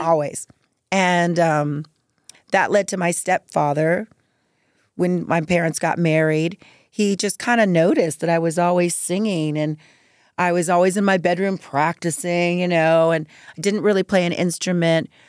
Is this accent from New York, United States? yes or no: no; Norwalk, California, United States; also born or lived in East Los Angeles, California; I grew up in Norwalk, California.